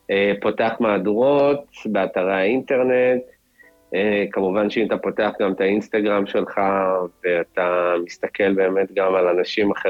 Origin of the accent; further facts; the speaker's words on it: Israel; now in Madrid, Spain; אז יש אותם גם בחו"ל, בתור ישראלים, בתור יהודים. אנחנו מרגישים את זה, כן.